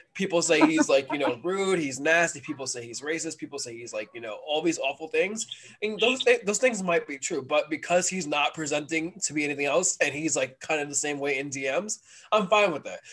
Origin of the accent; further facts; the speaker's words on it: New York City, New York, United States; as a New Yorker